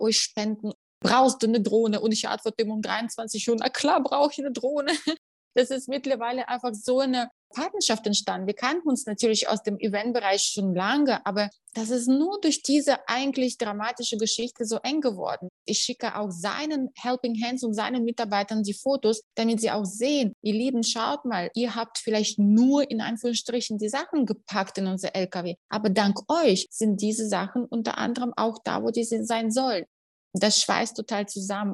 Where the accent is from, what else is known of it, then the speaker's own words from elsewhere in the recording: Russia; now in Germany; ich komme aus Russland